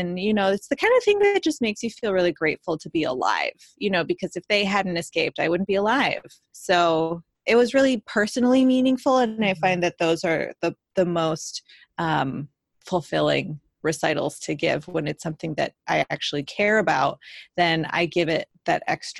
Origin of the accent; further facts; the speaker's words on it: Mississippi, United States; I did a recital at University of Southern Mississippi, my home base, my hometown crowd.